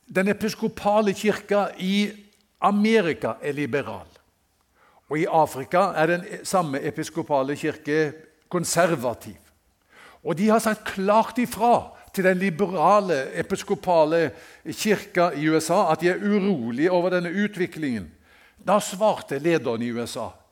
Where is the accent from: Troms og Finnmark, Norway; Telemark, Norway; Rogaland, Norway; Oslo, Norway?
Rogaland, Norway; Haugesund; i Haugesund, hjembyen min